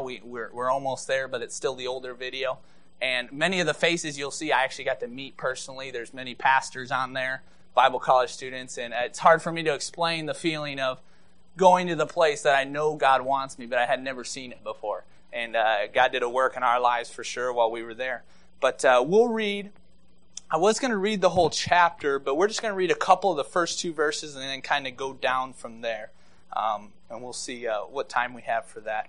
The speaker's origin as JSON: {"language": "English", "town": "Maple Rapids", "region": "Michigan", "country": "United States", "tie": "born or raised there", "said": "I grew up in Maple Rapids, Michigan, so 35 miles north of here"}